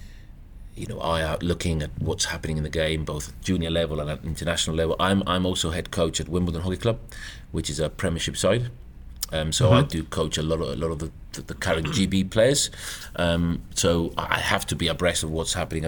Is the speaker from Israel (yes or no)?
no; Gibraltar; moved away as an adult; now in United Kingdom; I was very fortunate to be brought up in Gibraltar